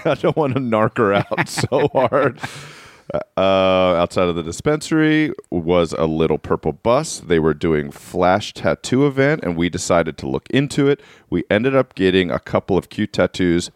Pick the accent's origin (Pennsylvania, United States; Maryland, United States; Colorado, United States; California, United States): Maryland, United States; Baltimore; moved away; ninety eight rock dot com, which is my hometown. Baltimore's ninety seven point nine Rock F M